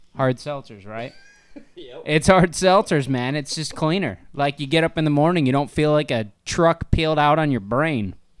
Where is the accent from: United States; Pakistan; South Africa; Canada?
United States; Northern Ohio; we're from Ohio, Northern Ohio, right? Yeah. That's where we're based